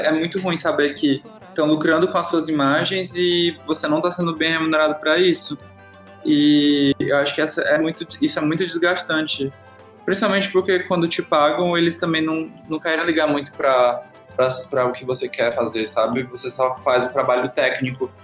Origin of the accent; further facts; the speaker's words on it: Fortaleza, Ceará, Brazil; moved away as an adult; now in São Paulo, Brazil; eu sou de Fortaleza